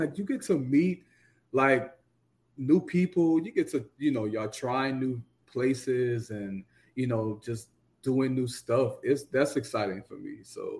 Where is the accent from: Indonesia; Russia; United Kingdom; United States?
United States; the South; You know, he was very aggressive, and you know me, I'm from the South. You know, I'm not overly aggressive.